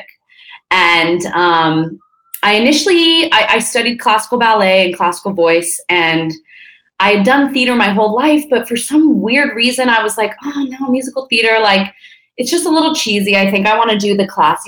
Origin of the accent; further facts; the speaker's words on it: Napa, California, United States; also born or lived in Santa Barbara, California; I was born in Santa Barbara, which is north of LA. And then when I was 5, we moved up to Napa, which is where I, went to kindergarten, elementary school, high school.